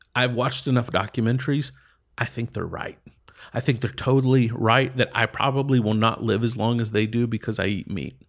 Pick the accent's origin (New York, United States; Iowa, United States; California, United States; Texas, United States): Texas, United States; East; moved away as an adult; I grew up in East Texas